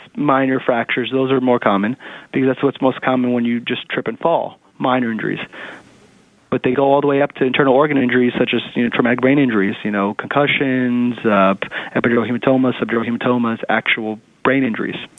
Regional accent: New York City, New York, United States; I grew up in Manhattan, eh, not Manhattan, in the city in, in Queens

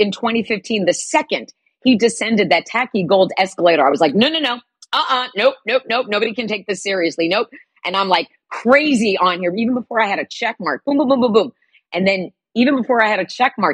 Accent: New Jersey, United States; I grew up in Jersey in the 70s and 80s

